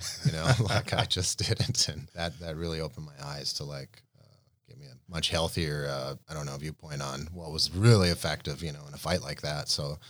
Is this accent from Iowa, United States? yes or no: no; Grand Forks, North Dakota, United States; Grand Forks, North Dakota.